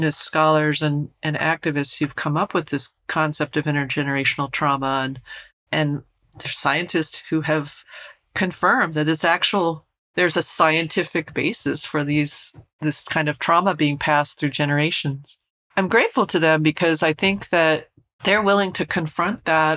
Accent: Colorado, United States; where I grew up in Colorado.

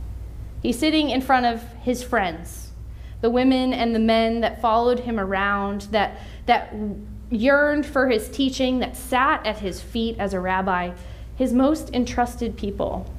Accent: Western Pennsylvania, United States; now in Washington, D.C., United States; I'm from Western Pennsylvania

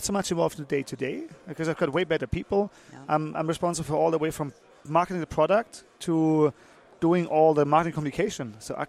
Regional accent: Germany; moved away; also born or lived in Liechtenstein; I'm German originally.

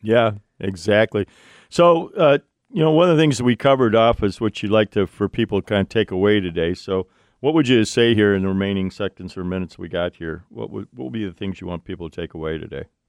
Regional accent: Ohio, United States; Ohio, my home state

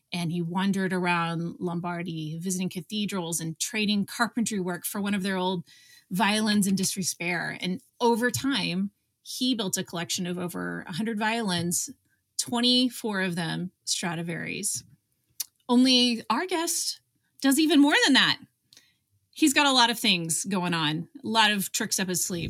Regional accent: Richardson, Texas, United States; I am from Richardson

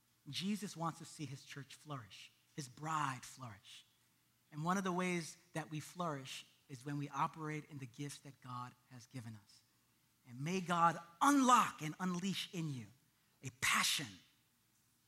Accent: New York City, New York, United States; I'm from Brooklyn

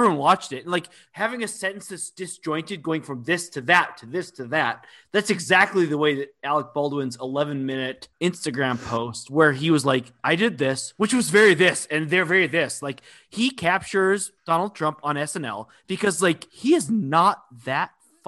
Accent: Balearic Islands, Spain; I'm from Mallorca.

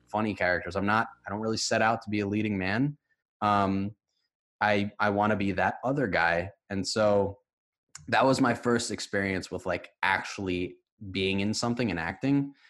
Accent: White Plains, New York, United States; I'm from White Plains, New York, which is a suburb

